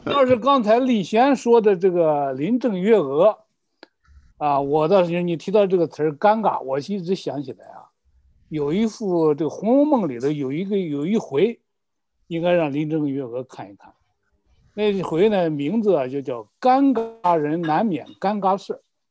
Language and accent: Chinese; China; 我们中国人